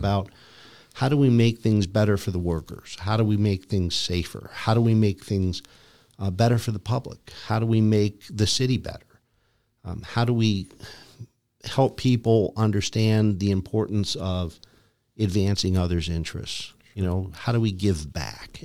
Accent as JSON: {"language": "English", "town": "Lyndhurst", "region": "Ohio", "country": "United States", "tie": "born or raised there", "said": "I grew up in Cleveland, a suburb, Lyndhurst, Ohio"}